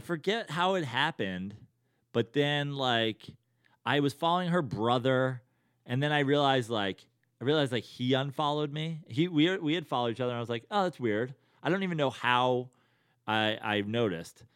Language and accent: English; Westchester, New York, United States; moved away as an adult; also born or lived in Bethlehem, Pennsylvania / Venice, Los Angeles; now in Los Angeles, United States; born and raised in New York, born in the city, raised in Westchester